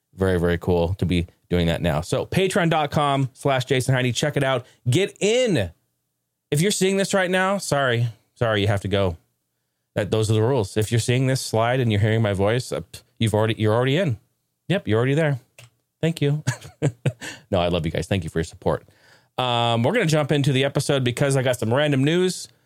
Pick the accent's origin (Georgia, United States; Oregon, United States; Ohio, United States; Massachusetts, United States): Oregon, United States; I grew up in Oregon